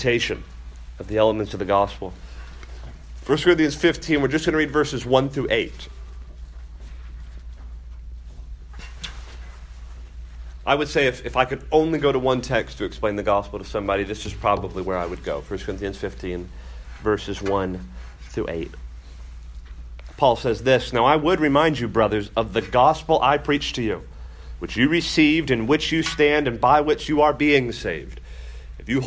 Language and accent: English; Miami, Florida, United States; I grew up in Miami